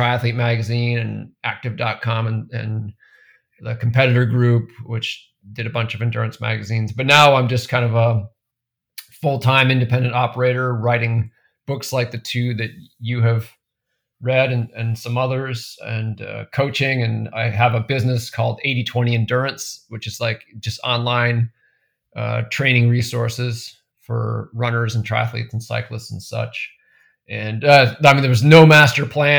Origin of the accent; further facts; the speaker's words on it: New Hampshire, United States; I grew up mostly in New Hampshire. Family bounced around a bit when I was very young, but most of my childhood was in New Hampshire.